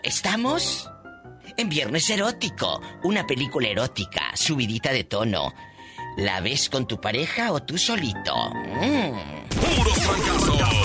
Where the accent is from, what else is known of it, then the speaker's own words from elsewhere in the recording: Matamoros, Tamaulipas, Mexico; yo pues soy de Matamoros y a mí me encanta